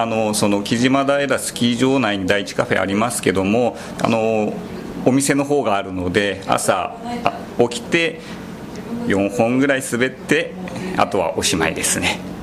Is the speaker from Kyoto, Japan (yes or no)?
no; Saitama, Japan; moved away as an adult; also born or lived in Nagano Prefecture; 出身はですね僕埼玉県なんです